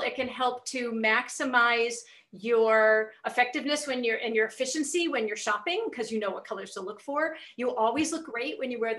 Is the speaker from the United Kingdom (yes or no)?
yes; England, United Kingdom; I'm English